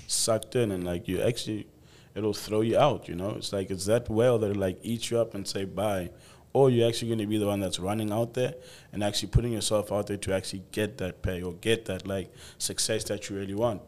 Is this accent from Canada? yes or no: no; South Africa; moved away as an adult; now in Dubai, United Arab Emirates; coming in from South Africa, like I feel like being South African and coming here to Dubai